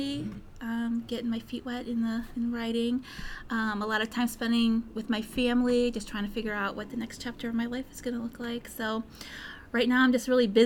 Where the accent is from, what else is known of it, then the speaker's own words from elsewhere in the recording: Cleveland, Ohio, United States; I grew up in Cleveland